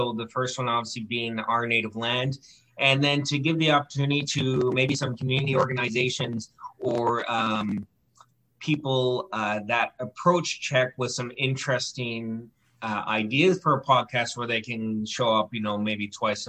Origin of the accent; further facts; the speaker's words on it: Campbell River, British Columbia, Canada; I grew up in Campbell River for most of my adolescent life on the Humalco Reserve, which is just on the outskirts of Campbell River by the airport. And I went to school there.